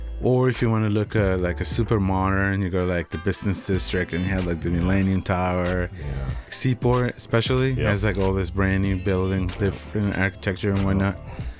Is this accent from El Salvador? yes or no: yes; El Salvador; moved away as an adult; also born or lived in Alaska, United States; now in Boston, United States; Long story short, I was born in El Salvador. Then I moved to the U.S. when I was 18. Uh-huh. My home state was it was Alaska. I joined the military and traveled a little bit to Asia.